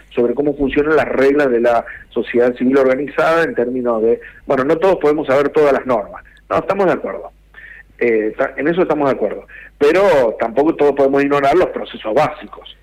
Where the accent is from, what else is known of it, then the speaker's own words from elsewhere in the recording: Argentina; siendo argentino